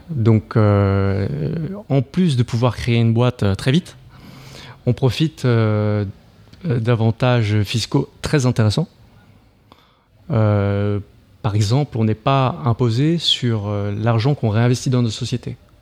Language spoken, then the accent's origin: French; Marseille, Provence-Alpes-Côte d'Azur, France; now in Paris, France; je suis français, je suis parisien enfin, marseillais de base